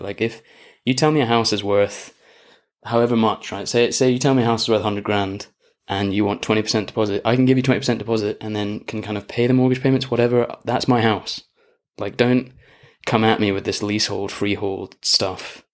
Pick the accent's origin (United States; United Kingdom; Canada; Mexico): United Kingdom; Scotland; moved away as an adult; now in Australia; being Scottish